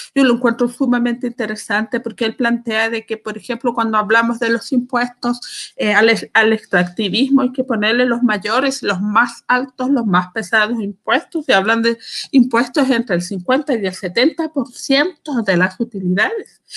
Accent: Calama, Antofagasta, Chile; las calameñas inteligentes y astutas, que a ese grupo pertenezco yo

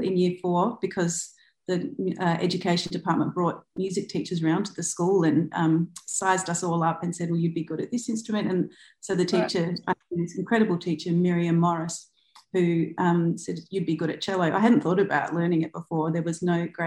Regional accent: Adelaide, South Australia, Australia; I was born on Kaurna land in Adelaide. Yep. And I went to school there.

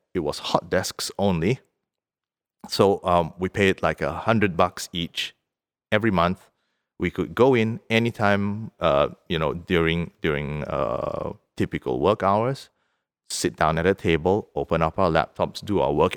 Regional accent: Singapore; moved away as an adult; now in Vaasa, Finland; we lived in Singapore, where I'm from. I'm from Singapore.

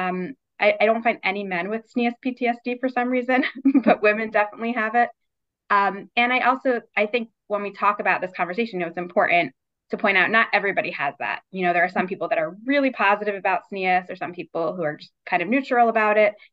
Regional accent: Baltimore, Maryland, United States; also born or lived in New York / Richmond, Virginia; mostly lived in Baltimore for my almost my entire life. Um, I was born in New York, but moved here when I was six, and then we had a short stint in Richmond, Virginia, for three years. But otherwise, I have been in Baltimore um, my whole adult life, and um, went to school here.

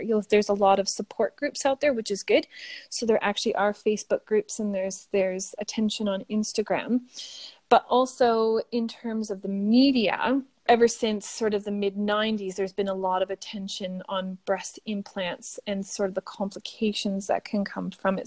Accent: Sudbury, Ontario, Canada; accent: Canadian; moved away as an adult; now in Australia; my hometown in Sudbury at Laurentian University

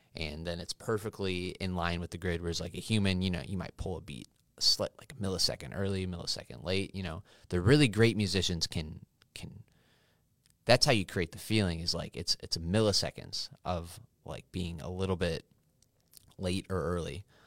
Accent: Oswego, Illinois, United States; also born or lived in Cicero, Illinois / Wyoming; I was born in Cicero. and then moved to Oswego when I was five years old.

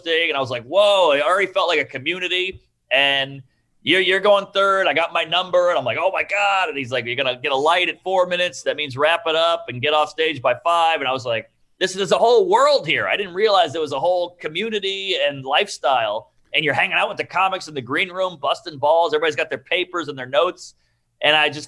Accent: New Orleans, Louisiana, United States; I grew up in New Orleans in the heart of the city

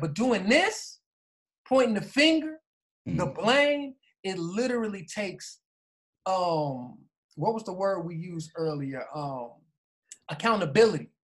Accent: United States; we being African American

